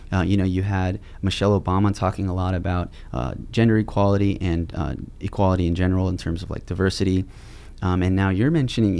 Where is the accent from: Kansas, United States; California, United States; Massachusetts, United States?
California, United States; also born or lived in Los Angeles, California; I live in LA. I was born in California, but my family's from Armenia, directly from Iran, but like we're Armenian.